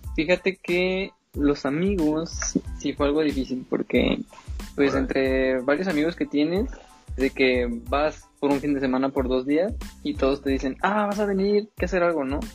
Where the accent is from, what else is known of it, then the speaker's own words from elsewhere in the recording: Zacatecas, Mexico; moved away as an adult; now in Guadalajara, Mexico; vengo de Zacatecas y pues me vine a Guadalajara porque pues quería estudiar animación